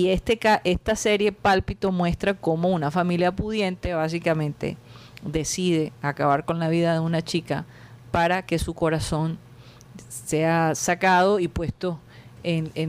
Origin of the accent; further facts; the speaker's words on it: Costeños, Caribbean coast, Colombia; somos los costeños.